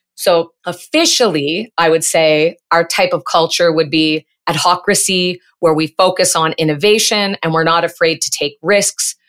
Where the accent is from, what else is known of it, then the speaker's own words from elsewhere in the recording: Peterborough, Ontario, Canada; moved away as an adult; now in Montreal, Canada; I grew up in Ontario, Canada, in a city that's on the Otonabee River. It's about seventy-nine, eighty miles northeast of Toronto. And I spent the first half of my life in Peterborough